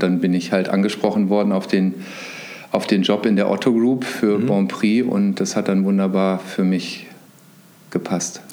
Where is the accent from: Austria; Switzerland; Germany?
Germany; Hanover, Lower Saxony; moved away as an adult; also born or lived in Bayreuth; Ich komme aus einem Vorort von Hannover, also bin ein klassischer Großstadt-Vorort-Mensch